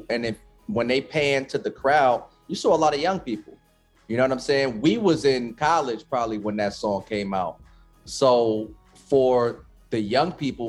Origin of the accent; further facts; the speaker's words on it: New York City, New York, United States; Well, look, as a New Yorker, right?